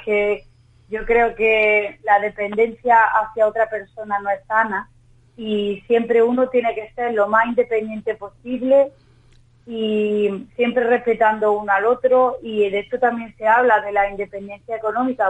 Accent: Andalusia, Spain; como andaluza, cantarle a mi tierra

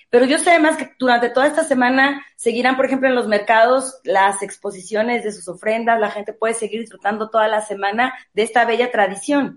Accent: Mexico City, Mexico; yo nací en la Ciudad de México, nunca he vivido en ninguna otra ciudad

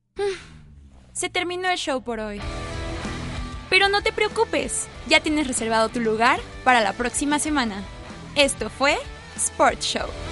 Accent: Mexico

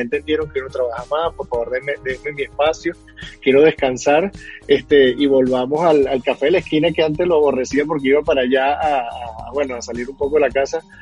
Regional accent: Venezuela; moved away as an adult; now in Bogotá, Colombia; yo que soy venezolano

